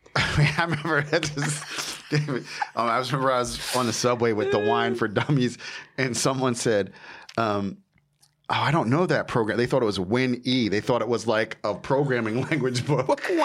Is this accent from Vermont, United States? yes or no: no; Jersey Shore, New Jersey, United States; moved away as an adult; also born or lived in California; I'm from Jersey. I'm right? from the Jersey Shore